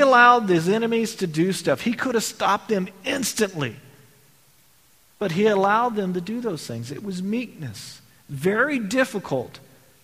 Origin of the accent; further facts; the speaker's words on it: Texas, United States; I grew up in Texas.